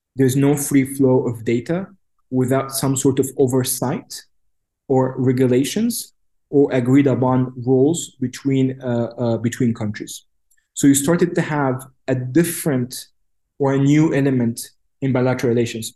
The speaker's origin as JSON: {"language": "English", "town": "Cairo", "region": "Cairo Governorate", "country": "Egypt", "tie": "born or raised there", "also_born_or_lived": "Washington, D.C.", "moved": "as an adult", "said": "I'm born and raised in Cairo"}